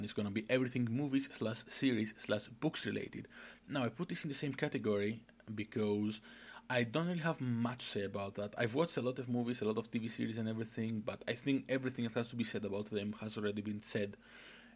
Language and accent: English; Greece; English is a second language; I'm from Greece, hence the weird accent and the lack of English knowledge.